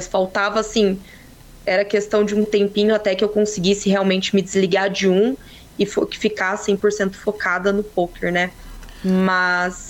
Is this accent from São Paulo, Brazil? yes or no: yes; Ourinhos, São Paulo, Brazil; Eu sou de Ourinhos, interior de São Paulo